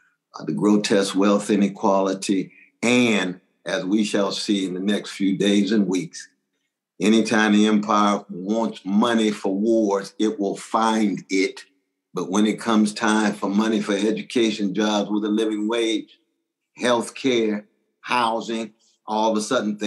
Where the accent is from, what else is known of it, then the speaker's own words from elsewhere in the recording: Sacramento, California, United States; now in New York, United States; my hometown